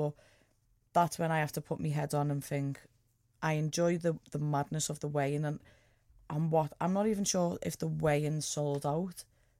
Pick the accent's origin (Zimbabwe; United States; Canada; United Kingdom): United Kingdom; England; Because I'm from England.